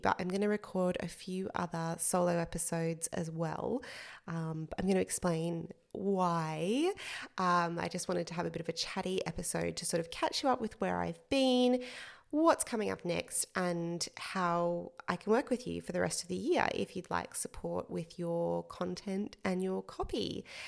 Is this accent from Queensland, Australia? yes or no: yes; central Queensland, Australia; moved away as an adult; also born or lived in England; I worked as a newspaper journalist for five years in my hometown in central Queensland in Australia